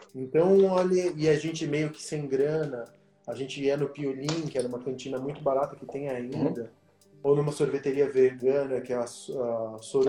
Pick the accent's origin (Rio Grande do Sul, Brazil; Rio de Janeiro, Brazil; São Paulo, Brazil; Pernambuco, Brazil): São Paulo, Brazil; also born or lived in Argentina; eu sou da Santa Cecília, quando eu vim para o Brasil, eu, eu, morei na Santa Cecília na Martinico Prado